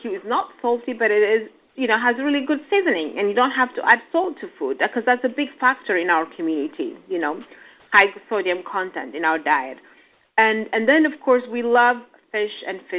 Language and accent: English; Addis Ababa, Ethiopia; also born or lived in Kenya; I'm an Ethiopian.